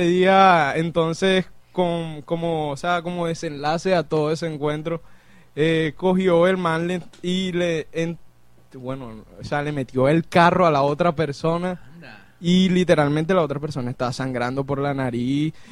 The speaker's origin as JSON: {"language": "Spanish", "town": "Barranquilla", "region": "Atlántico", "country": "Colombia", "said": "yo soy aquí de Barranquilla"}